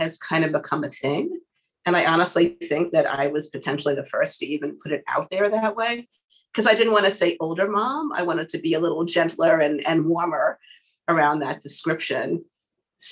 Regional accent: New York City, New York, United States; I'm a Queens girl. I'm a New Yorker

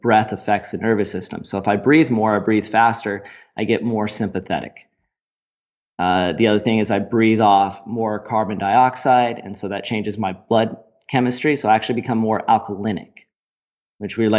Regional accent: United States; moved away; my home country of the States, the good old America

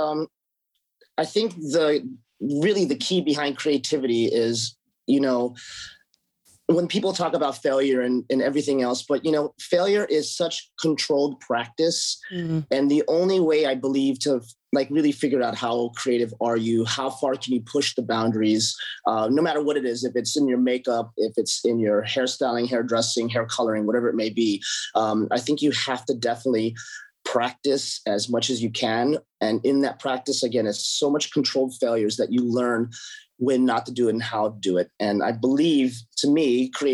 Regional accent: Honolulu, Hawaii, United States; now in Los Angeles, United States; Originally from the islands of Hawaii. So I'm from Oahu, Honolulu.

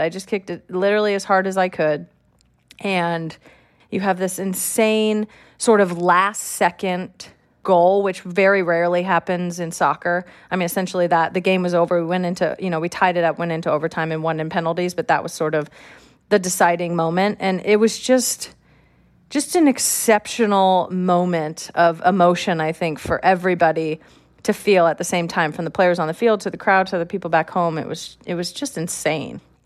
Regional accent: California, United States; I'm from California

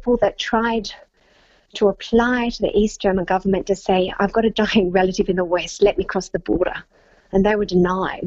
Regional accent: Victoria, Australia; moved away; my home state of Victoria

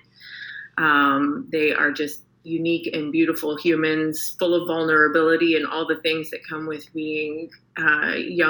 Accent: Canada; moved away as an adult; now in Houston, United States; I'm Canadian, and a transplant to Houston for the past 5 years

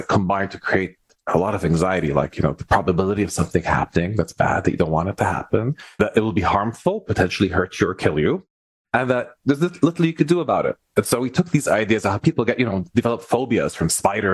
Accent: Lebanon; also born or lived in Montreal, Canada; now in Ottawa, Canada; I'm originally from the Middle East in Lebanon. I was born there.

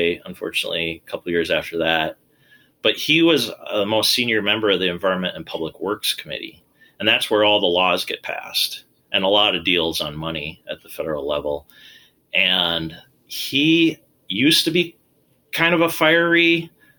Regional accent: Minnesota, United States; moved away as an adult; also born or lived in New York; I grew up in Minnesota

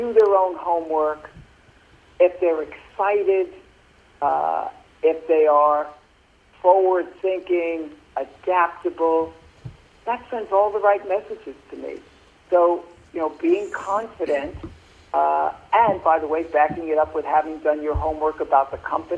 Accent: New York City, New York, United States; I grew up in Brooklyn, New York

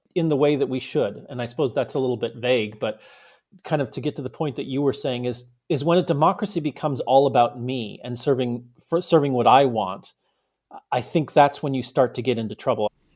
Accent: United States; also born or lived in Germany; as an American

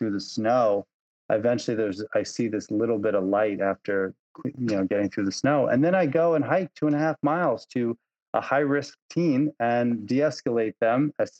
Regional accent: Long Island, New York, United States; also born or lived in Lake Placid, New York; Lake Placid is a very different place than where I grew up in Long Island.

